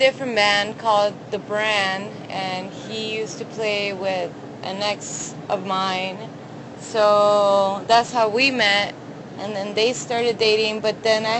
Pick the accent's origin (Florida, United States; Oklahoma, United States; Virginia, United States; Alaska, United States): Florida, United States; Miami; We are from the MIA 305 till I die.